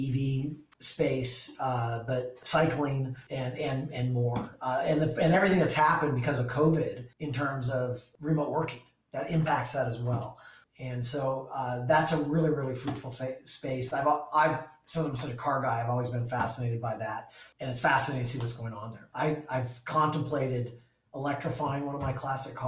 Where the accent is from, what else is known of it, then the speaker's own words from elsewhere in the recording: Vail, Colorado, United States; now in Seattle, United States; I grew up in Vail, Colorado, at a ski area